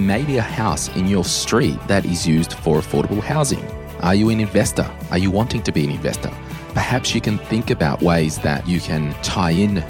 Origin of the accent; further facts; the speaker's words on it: Central Coast, New South Wales, Australia; I grew up on the Central Coast.